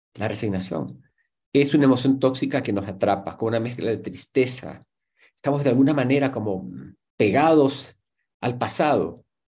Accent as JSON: {"language": "Spanish", "country": "Ecuador", "said": "somos ecuatorianos"}